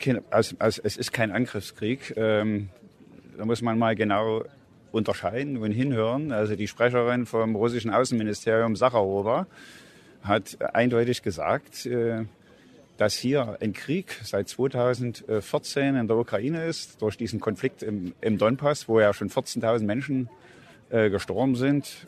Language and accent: German; Germany; ich bin in der DDR groß geworden